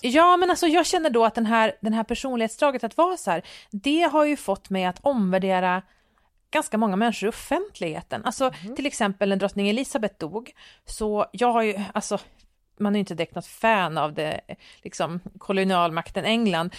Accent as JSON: {"language": "Swedish", "country": "Sweden", "said": "som svensk befolkning"}